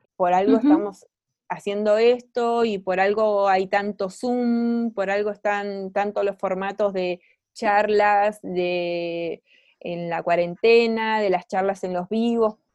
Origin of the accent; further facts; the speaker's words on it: Argentina; moved away as an adult; now in Chile; soy artista argentina viviendo en Chile desde hace cinco años